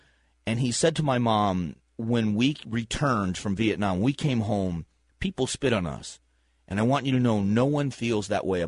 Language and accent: English; Fort Myers, Florida, United States; they put my brother on the war memorial in my hometown, and it's just a big rock memorial underneath a banyan tree in Fort Myers, Florida